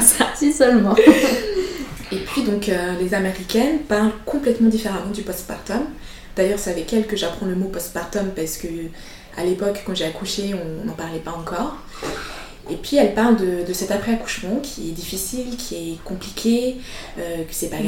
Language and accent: French; Switzerland; also born or lived in Madagascar; Je suis arrivée en Suisse euh, quand j'avais 4 ans